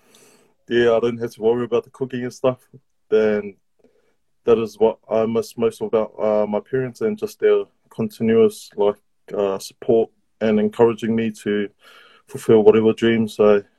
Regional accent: New Zealand; born there; I had a New Zealand passport and stuff like that, and I was born in New Zealand

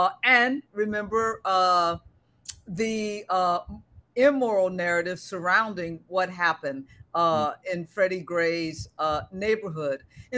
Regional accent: Maryland, United States; I'm from Maryland in that area and taught for years in Baltimore

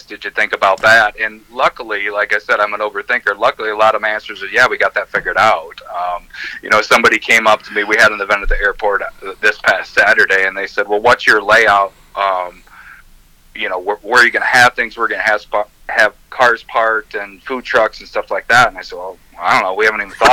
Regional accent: Three Rivers, United States; I'm from Three Rivers

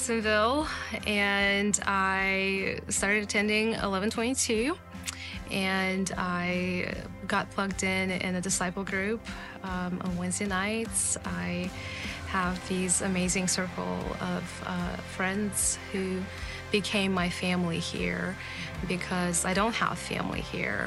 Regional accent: Kazakhstan; moved away; I grew up in Kazakhstan

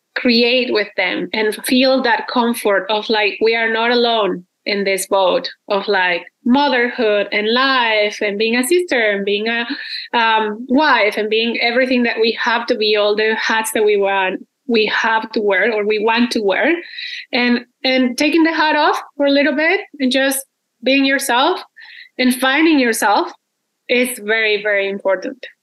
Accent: Mexico; moved away as an adult; now in Canada; I'm originally from Mexico, and I've been living in Canada for like 12 years already

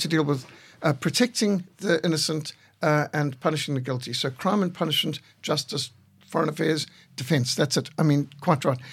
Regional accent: Zimbabwe; I was brought up in Rhodesia

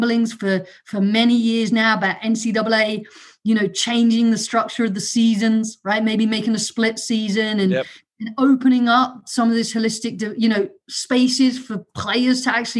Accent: London, United Kingdom; accent: London; first language German; English is a second language; moved away; also born or lived in Germany / Southwest Virginia / England; We moved to London when I was younger with for my dad's job. I did not know any English except cheese, please. And I went to school in London and I decided I wanted to sound like those kids, copied their accent

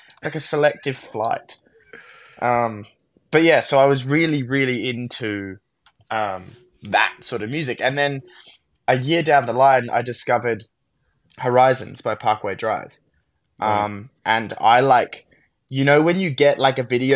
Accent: Canberra, Australian Capital Territory, Australia; I'm from Canberra

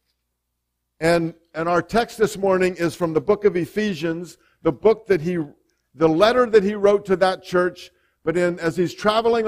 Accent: Canton, Ohio, United States; now in Logan, United States; I was born in Canton

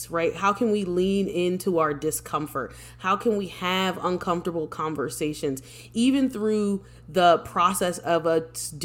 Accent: Philadelphia, Pennsylvania, United States; I'm originally from Philadelphia. I'm living outside of Philadelphia right now. But I'm originally from Philadelphia. I'm a Philadelphia girl

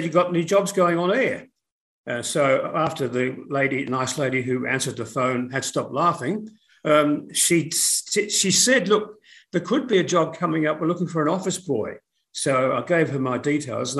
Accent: Melbourne, Victoria, Australia; moved away as an adult; also born or lived in Gippsland, Victoria / United Kingdom / Sydney; we initially were living in Gippsland in eastern Victoria. My father was an electrical engineer and he worked at the Yallourn Powerhouse. And so we were there for quite a few years. Then we moved to Melbourne after

